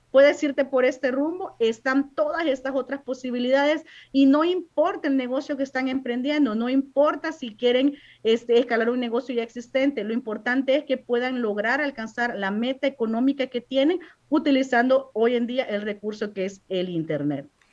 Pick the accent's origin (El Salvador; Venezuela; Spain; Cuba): El Salvador; moved away as an adult; now in United States; yo soy de origen salvadoreña